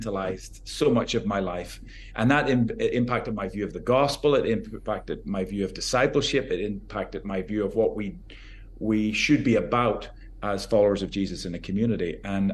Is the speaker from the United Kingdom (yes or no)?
yes; Northern Ireland, United Kingdom; now in United States; I grew up in Northern Ireland, so I have Celtic British roots